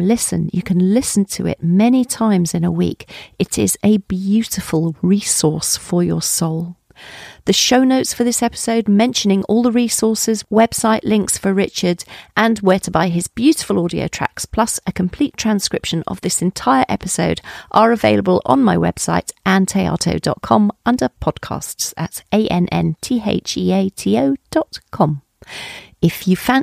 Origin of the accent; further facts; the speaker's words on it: Colchester, East of England, United Kingdom; I was brought up in Colchester in Essex.